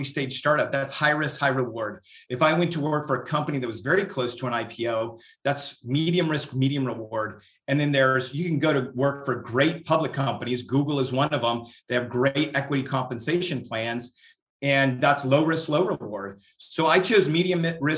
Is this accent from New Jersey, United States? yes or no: no; Northern California, United States; moved away as an adult; also born or lived in Europe / Central Texas; now in Texas, United States; I am, you know, born and raised in Northern California